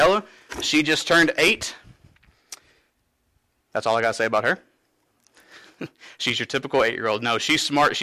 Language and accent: English; Cynthiana, Kentucky, United States; I'm from Cynthiana, but moving back here to my home church